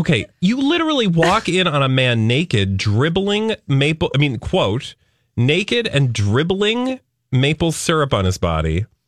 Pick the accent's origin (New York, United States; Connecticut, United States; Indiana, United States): Connecticut, United States; I'm from Connecticut.